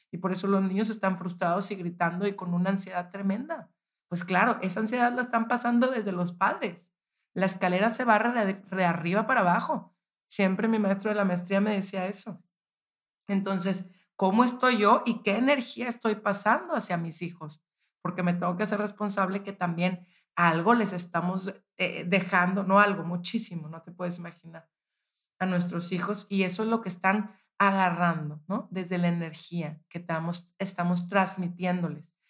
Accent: Monterrey, Nuevo León, Mexico; yo soy de Monterrey

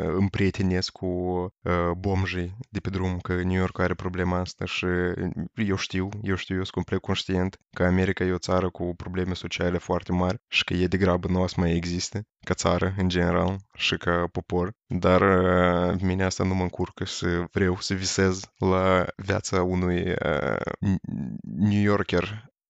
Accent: Moldova; Eu am locuit în afara Moldovei în Turcia

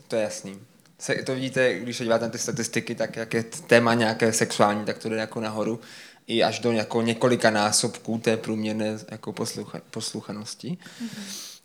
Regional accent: Brno, South Moravian Region, Czechia; my jsme z Brna

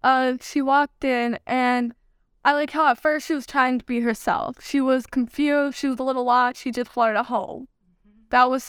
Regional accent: New York, United States; born there; also born or lived in Germany / Texas / Oklahoma; Okay, I was born in New York. We moved around a lot, so I moved to Germany, I've been to Texas back and forth, I've been to Oklahoma.

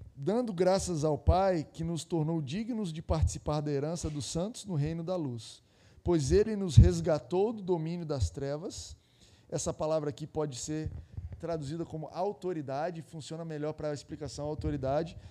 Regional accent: Goiás, Brazil; eu sou de Goiás lá

